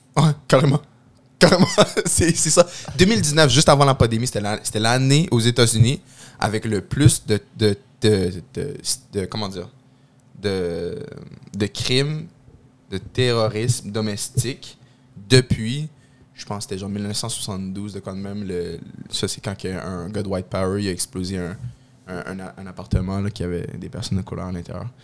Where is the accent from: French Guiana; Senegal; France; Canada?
Canada; Quebec; je suis un bon Québécois